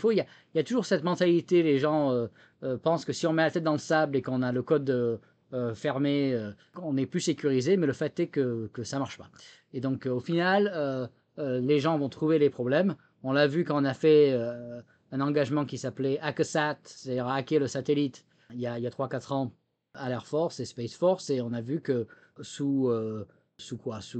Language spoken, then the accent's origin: French; France; accent: French; now in United States; Bon, je suis américain aujourd'hui, mais c'est vrai que bon, il y a toujours l'accent français quand même même si je, perds mes mots en français aujourd'hui au bout de 12 ans